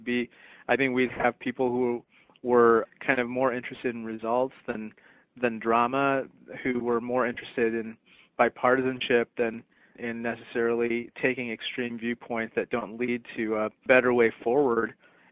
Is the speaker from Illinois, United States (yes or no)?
yes; Peoria, Illinois, United States; also born or lived in India; I was born in India, came to the United States when I was 3 months old, and I grew up in Peoria, Illinois, which is where my parents have lived for, 40 years.